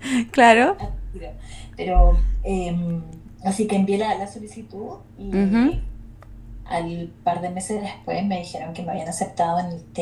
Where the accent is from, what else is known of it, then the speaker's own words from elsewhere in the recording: Chile; la mayoría de mi, de mi vida la viví entre Santiago y Valparaíso.